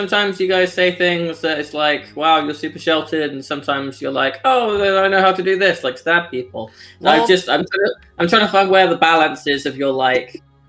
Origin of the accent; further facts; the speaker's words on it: around Birmingham area, West Midlands, United Kingdom; It's one of the very few regional things that we have for our area of England.